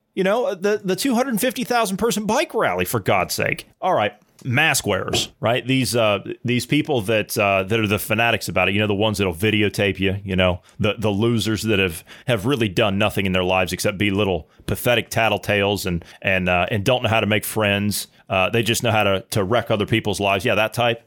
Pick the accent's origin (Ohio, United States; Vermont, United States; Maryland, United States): Ohio, United States; I'm from Ohio.